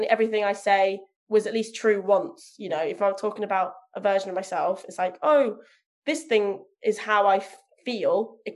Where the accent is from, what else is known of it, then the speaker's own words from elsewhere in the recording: Leicester, East Midlands, United Kingdom; now in North of England; I live in the north of England, so my accent stands out rather than well, I should sound like this from Leicester, but actually I sound like this.